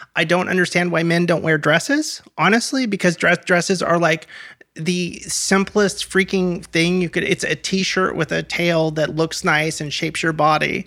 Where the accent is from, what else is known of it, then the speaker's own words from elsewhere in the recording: Portland, Oregon, United States; moved away as an adult; also born or lived in Los Angeles / Gresham; Portland, Oregon is, is my hometown